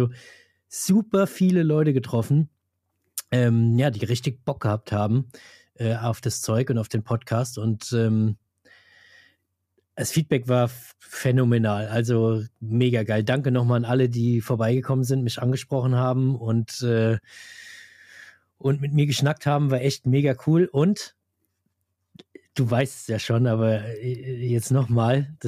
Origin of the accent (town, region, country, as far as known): Hesse, Germany